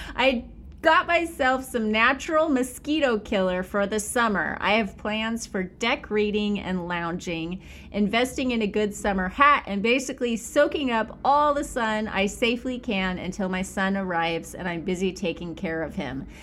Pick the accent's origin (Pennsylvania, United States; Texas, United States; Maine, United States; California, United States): California, United States; Bakersfield; I'm from Bakersfield, where it feels like a million degrees